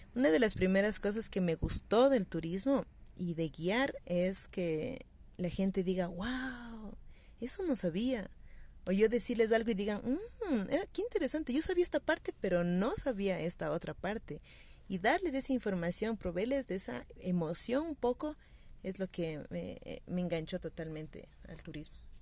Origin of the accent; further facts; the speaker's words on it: Quito, Pichincha, Ecuador; como quiteña, como habitante del centro histórico de la ciudad